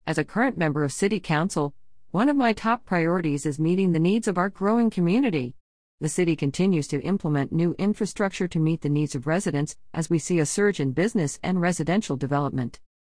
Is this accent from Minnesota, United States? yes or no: no; Lodi, California, United States; I was born and raised in the Lodi community and come from humble and modest beginnings.